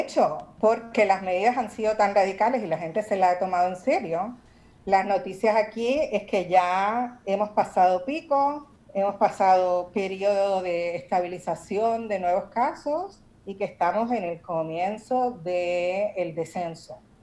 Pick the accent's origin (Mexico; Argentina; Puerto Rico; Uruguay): Puerto Rico; moved away; also born or lived in New York / Barcelona; soy puertorriqueña. Claro. Y mi familia está ahí en Santurce.